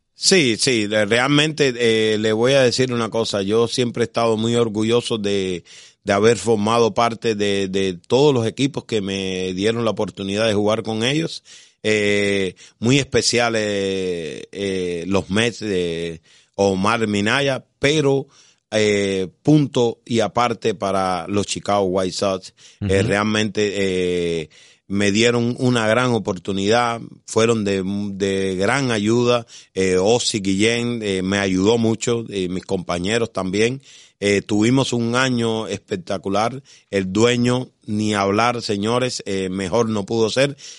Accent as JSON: {"language": "Spanish", "region": "Havana", "country": "Cuba", "tie": "born or raised there", "also_born_or_lived": "Las Villas", "moved": "as an adult", "said": "yo nací en La Habana"}